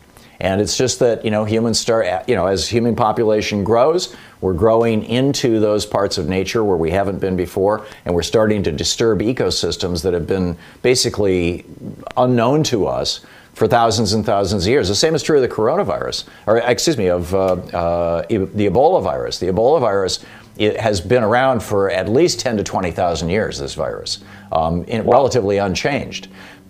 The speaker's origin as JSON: {"language": "English", "region": "Michigan", "country": "United States", "tie": "born or raised there", "also_born_or_lived": "New Hampshire / Vermont", "moved": "yes", "said": "When I grew up in Michigan and when we lived in New Hampshire and Vermont, they're all big deer hunting states."}